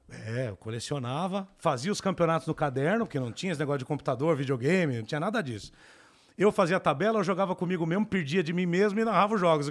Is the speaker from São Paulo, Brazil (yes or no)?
yes; São Paulo, Brazil; Eu sou do Capão Redondo, né? Cresci lá.